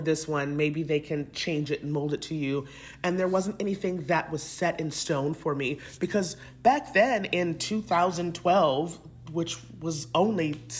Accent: Lynn, Massachusetts, United States; I'm from Lynn. It's a little small town where there are more Black people than white

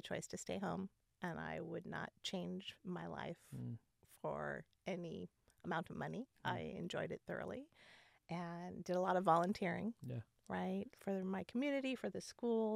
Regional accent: Southern California, United States; moved away as an adult; also born or lived in Wisconsin / Oklahoma / Iowa; now in Pacific Northwest, United States; I grew up in Southern California, but was born in Wisconsin.

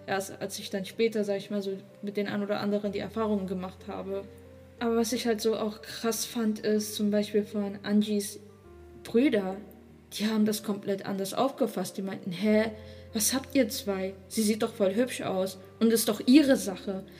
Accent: Germany; Ich bin hier in Deutschland geboren

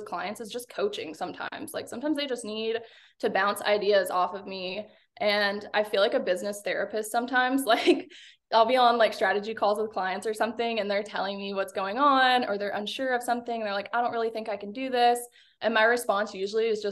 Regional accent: Arkansas, United States; I'm from Arkansas.

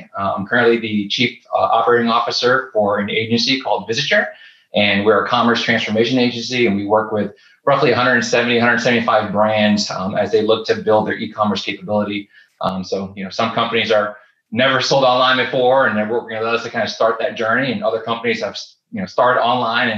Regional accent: St. Petersburg, Florida, United States; I'm originally from St. Petersburg, Florida

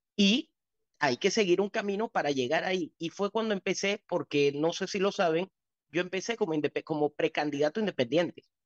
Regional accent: Panama; el país donde yo he crecido y donde he gastado hasta mi último centavo y donde nacieron mis hijas

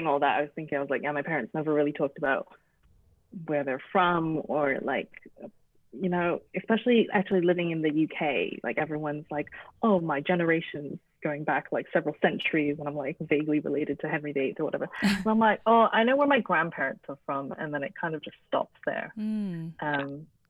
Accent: Toronto, Ontario, Canada; The context for me growing up in Toronto is that it is like a huge EC community there, like particularly a lot of Chinese people, a lot of Canto Chinese people.

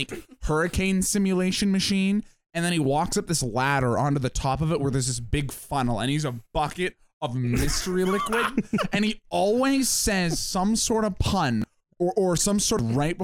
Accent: Canada; I'm Canadian, eh

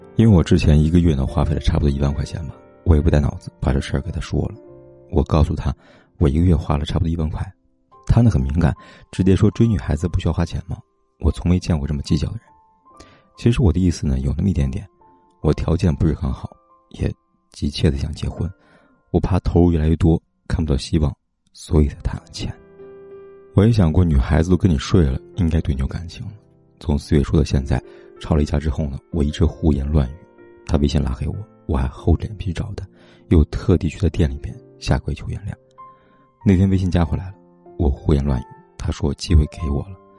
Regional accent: China; 我们中国人

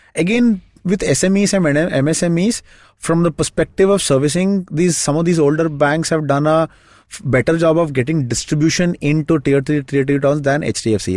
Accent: Shimoga, Karnataka, India; moved away; my hometown, it's a small town called Shimoga

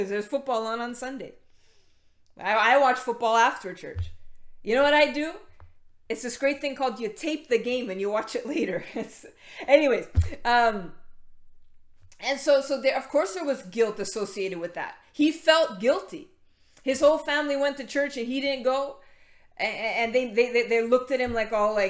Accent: Canada; we're Canadian

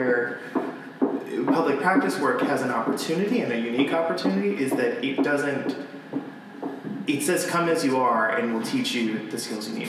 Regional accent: Florida, United States; moved away; I'm from Florida

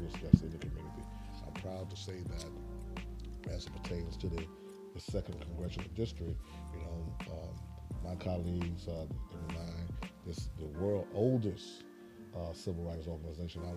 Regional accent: Mobile, Alabama, United States; moved away as an adult; I was born and raised here in Mobile

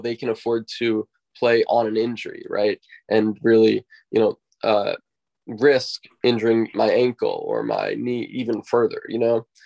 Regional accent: United States; growing up in the United States

